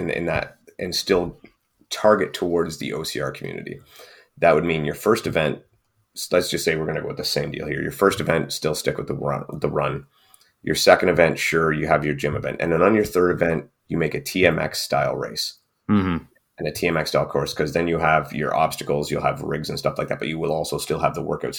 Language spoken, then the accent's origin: English; Canada; I can't because we're Canadian.